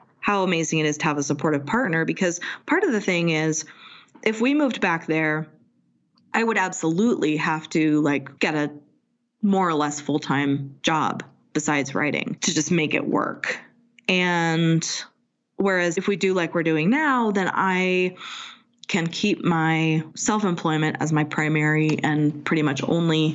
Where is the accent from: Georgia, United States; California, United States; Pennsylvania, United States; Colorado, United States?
California, United States; Pacifica; moved away as an adult; also born or lived in San Francisco; now in Salt Lake City, United States; which is where we met doing community theater and where I moved when I was like 12. And when my mom remarried, we moved from San Francisco to Pacifica.